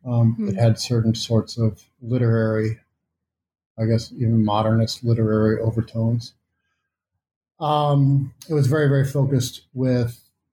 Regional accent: Missouri, United States; And because I am from Missouri, and because of the way that I have for a long time tried to link my intellectual life to political engagement of various kinds

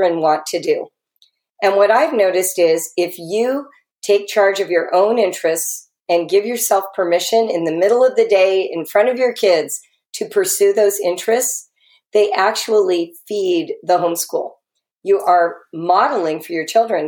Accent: Los Angeles, California, United States; I'm a Californian, right? So that's part of the pedigree of coming from LA.

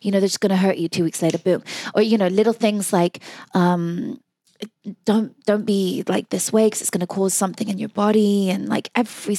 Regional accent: Oxfordshire, South East England, United Kingdom; I grew up in Oxfordshire, which is a beautiful city where Oxford University is

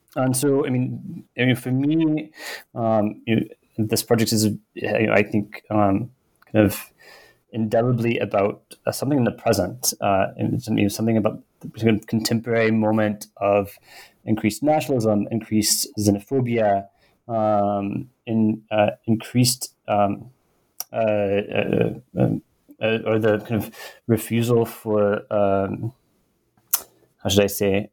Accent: United States; I grew up mostly in the US

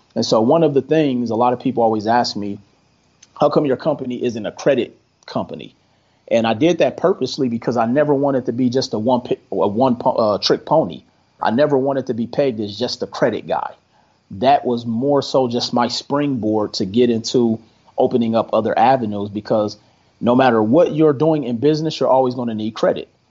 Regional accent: Milwaukee, Wisconsin, United States; moved away as an adult; now in Las Vegas, United States; I'm originally from Milwaukee, Wisconsin. Been in Las Vegas since 2005.

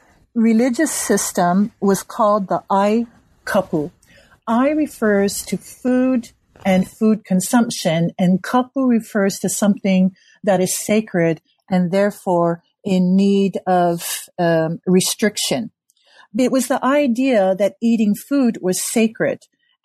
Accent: Hawaii, United States; Well, one of the first things is that as a Hawaiian, I'm very much a member of my community

